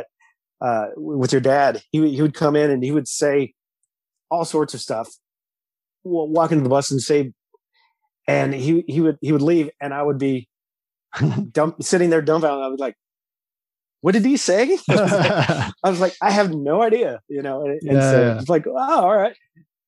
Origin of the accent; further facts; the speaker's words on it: California, United States; accent: California style; moved away as an adult; also born or lived in Albuquerque, New Mexico; now in Texas, United States; I live in Texas now, but I lived in California most of my life.